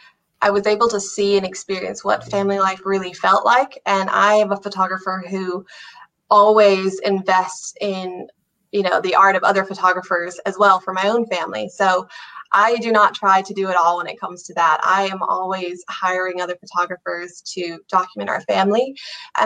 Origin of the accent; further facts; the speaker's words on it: United States; moved away as an adult; now in Ireland; I'm from America originally, I've lived in Ireland for about 8 years now